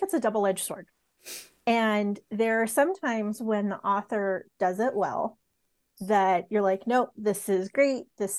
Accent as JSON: {"language": "English", "town": "San Diego", "region": "California", "country": "United States", "tie": "born or raised there", "said": "I grew up in San Diego."}